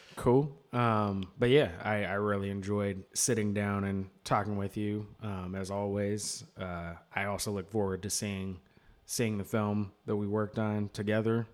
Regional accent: United States; as an American

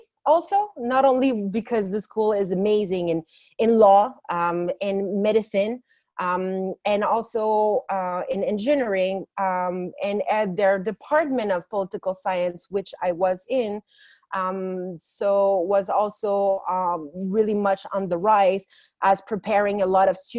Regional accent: Montreal, Quebec, Canada; moved away as an adult; also born or lived in Paris, France; now in Jerusalem, Israel; I'm a French Canadian from French parents, born and raised in Canada. I made Aliyah. So I immigrated to Israel 2 years ago from Montreal. I'm now based in Jerusalem after being a few weeks, let's say, in Tel Aviv.

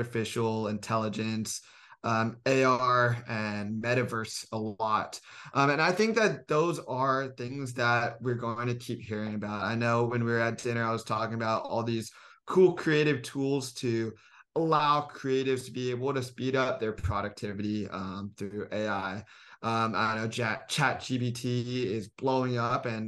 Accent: Silicon Valley, California, United States; moved away as an adult; now in Los Angeles, United States; I'm from Silicon Valley

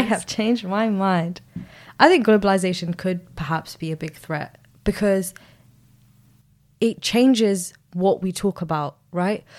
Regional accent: Sudan; now in United Kingdom; I'm from Sudan

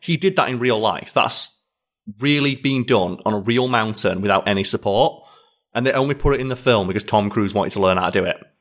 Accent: United Kingdom; as a Brit

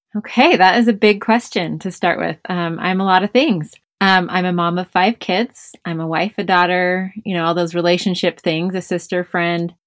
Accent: Bishop, California, United States; born or raised there

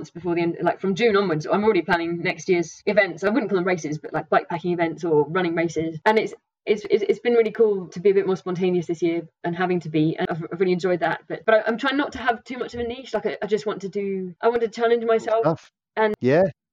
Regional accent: Norfolk, East of England, United Kingdom; moved away; also born or lived in pre-Alps; I come from Norfolk, so there aren't very many mountains

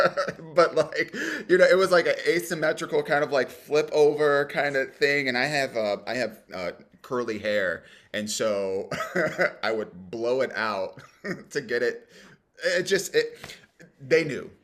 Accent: Cleveland, Ohio, United States; I grew up in the suburbs of Cleveland

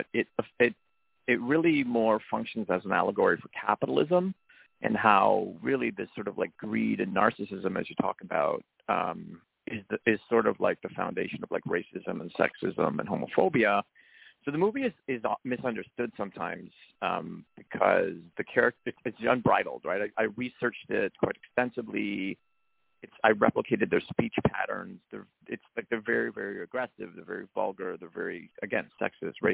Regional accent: Canada; as a Canadian, Chinese, Italian

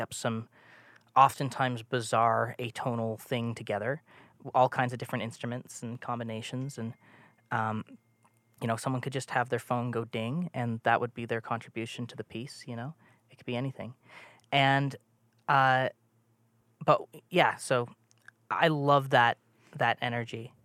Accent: Toronto, Ontario, Canada; moved away; I'm from Toronto, uh, or was for a long time.

